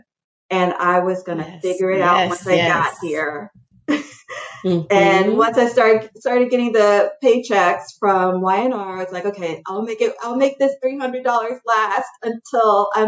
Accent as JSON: {"language": "English", "region": "North Carolina", "country": "United States", "tie": "born or raised there", "said": "I grew up in North Carolina in a very small town with a small family"}